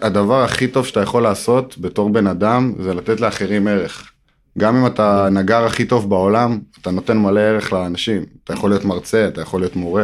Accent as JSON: {"language": "Hebrew", "town": "Modi'in", "region": "Central District", "country": "Israel", "tie": "born or raised there", "said": "גדלתי במודיעין"}